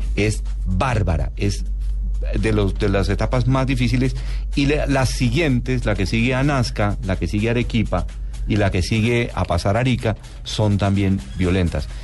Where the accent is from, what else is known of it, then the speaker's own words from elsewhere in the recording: Colombia; nosotros como colombianos